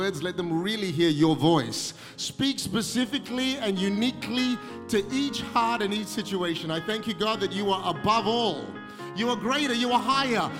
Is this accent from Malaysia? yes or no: yes; Malaysia; also born or lived in Singapore; now in Australia; I was born in Singapore, grew up in Malaysia, Indian origin, but been an Australian for 30 years.